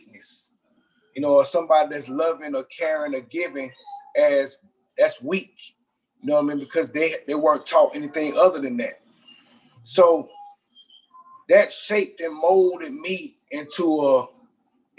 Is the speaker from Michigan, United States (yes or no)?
no; Atlanta, Georgia, United States; growing up in Southwest Atlanta in a predominantly Black community